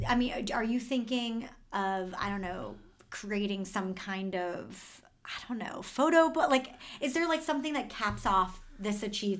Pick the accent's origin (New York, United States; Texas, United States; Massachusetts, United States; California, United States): Massachusetts, United States; Boston; I grew up in Boston, outside of Boston